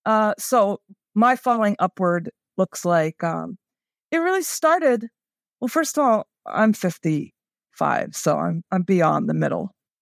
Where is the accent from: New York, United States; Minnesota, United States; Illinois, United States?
New York, United States; New York City; also born or lived in Elkton, Maryland; I came from New York City to Elkton, Maryland